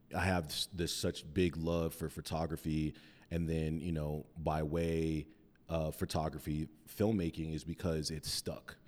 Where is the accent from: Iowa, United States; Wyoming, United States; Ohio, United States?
Wyoming, United States; Cheyenne; moved away as an adult; also born or lived in Mesa, Arizona; now in Denver, United States; we lived there until I was about nine years old, then we moved back to Cheyenne.